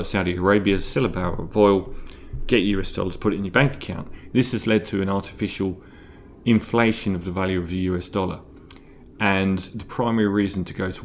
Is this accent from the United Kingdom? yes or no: no; Australia